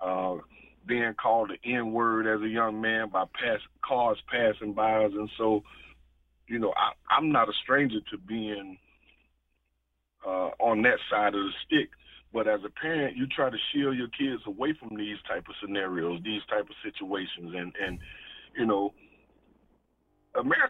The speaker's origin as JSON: {"language": "English", "town": "East St. Louis", "region": "Illinois", "country": "United States", "tie": "born or raised there", "also_born_or_lived": "Florida", "said": "I grew up in East St. Louis, Illinois"}